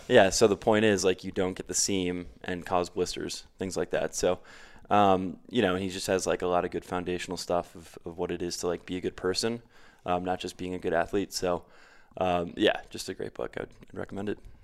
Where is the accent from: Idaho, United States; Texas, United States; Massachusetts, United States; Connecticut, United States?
Connecticut, United States; New Canaan; moved away as an adult; also born or lived in Queens, New York / Stamford, Connecticut / New York City; I grew up in, uh, just outside of New York City in Connecticut, the tri-state area